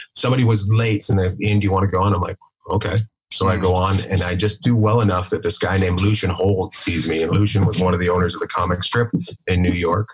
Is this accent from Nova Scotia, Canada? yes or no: no; Terrace, British Columbia, Canada; I grew up in Canada. I grew up in uh, northern British Columbia, a place called Terrace, BC